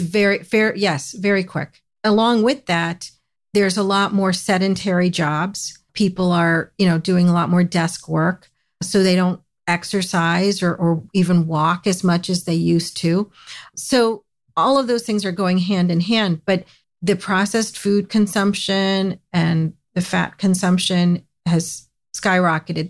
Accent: United States; I grew up in the United States

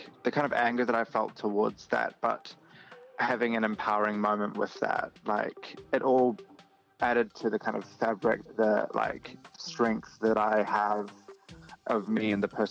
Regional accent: New Zealand; moved away as an adult; now in Australia; I'm originally from New Zealand, from Aotearoa

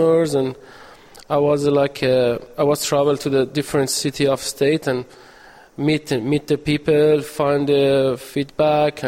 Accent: Iran; English is a second language; moved away as an adult; now in Brisbane, Australia; I'm from Iran. I'm 35 years old. I came to Australia about 4 years ago

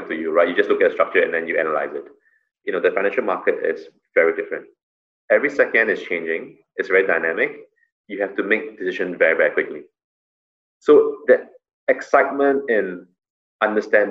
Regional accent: Singapore; as a Singaporean

